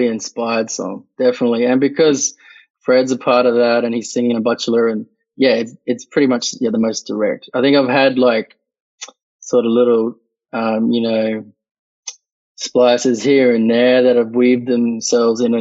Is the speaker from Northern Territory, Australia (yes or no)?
yes; Katherine, Northern Territory, Australia; moved away; also born or lived in Queensland; I really cherished my years growing up in the territory, but, the racism there in Katherine